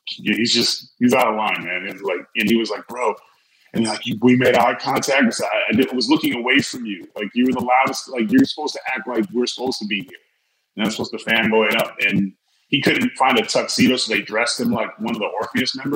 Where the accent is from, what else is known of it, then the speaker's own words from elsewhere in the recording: California, United States; now in Louisiana, United States; growing up in California